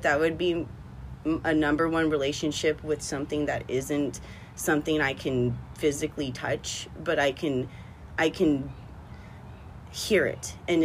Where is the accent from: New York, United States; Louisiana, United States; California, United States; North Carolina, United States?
California, United States; West Covina; also born or lived in Montebello, California; But I was actually raised in West Covina.